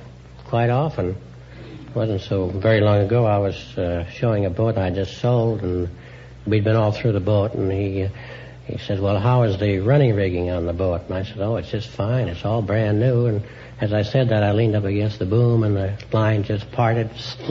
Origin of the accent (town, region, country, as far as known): Iowa, United States